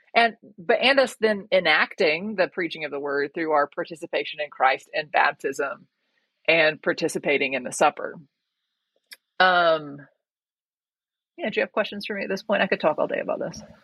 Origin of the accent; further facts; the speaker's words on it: Georgia, United States; moved away as an adult; also born or lived in North Africa; I'm originally from Georgia. I did my undergrad at the University of Georgia